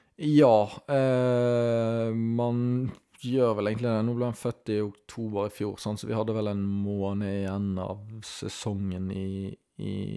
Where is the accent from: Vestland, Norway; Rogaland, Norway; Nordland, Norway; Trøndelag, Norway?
Vestland, Norway; Bergen; Jeg burde jo inkludert meg mye mer som bergenser